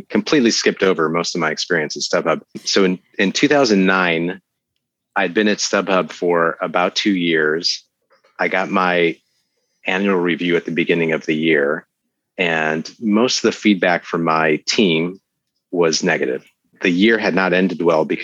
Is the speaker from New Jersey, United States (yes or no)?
no; Chicago, Illinois, United States; we're both from Chicago